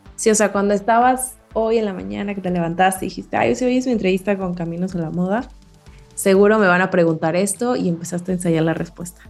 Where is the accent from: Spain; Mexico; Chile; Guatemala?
Mexico; crecimos en México